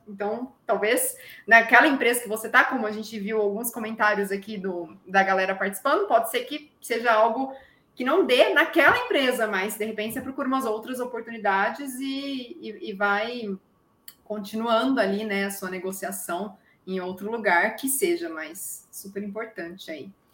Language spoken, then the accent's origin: Portuguese; interior of São Paulo, Brazil; accent: interior; now in São Carlos, Brazil; eu era do interior, zoavam meu sotaque